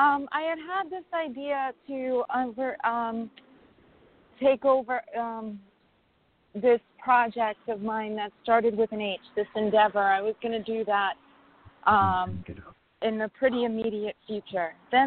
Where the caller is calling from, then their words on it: New York, United States; from New York.